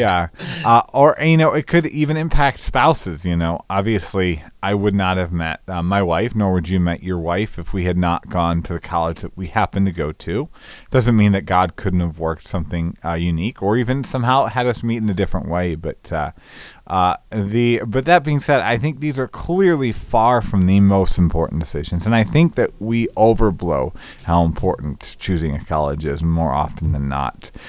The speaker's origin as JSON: {"language": "English", "region": "Northern Illinois", "country": "United States", "also_born_or_lived": "Northeast Georgia", "moved": "as an adult", "said": "I'm from Northern Illinois"}